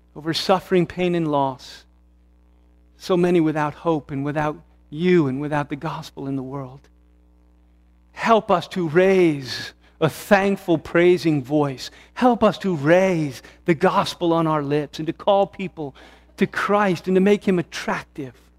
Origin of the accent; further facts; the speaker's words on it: United States; who I am as an American, a red-blooded American